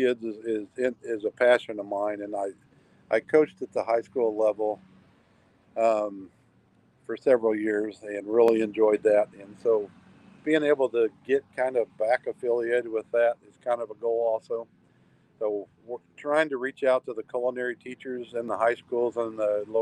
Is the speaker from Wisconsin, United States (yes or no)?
no; Kansas City, Missouri, United States; now in Alaska, United States; I'm born and raised in Kansas City